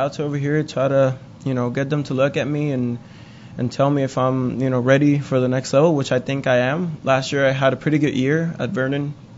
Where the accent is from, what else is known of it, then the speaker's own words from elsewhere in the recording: Puerto Rico; moved away as an adult; growing up in Puerto Rico, we have, you know, if you play baseball, you have one of the biggest heroes back home is Roberto Clemente